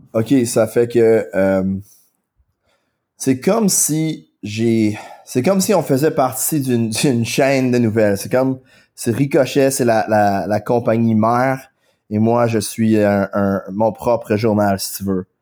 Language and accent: French; Quebec, Canada; accent: anglophone; first language English; French is a second language; je suis anglophone, mon accent est assez fort, euh, mon français est relativement limité, mais mais j'essaie d'apprendre le français. J'adore le français. J'adore ça être québécois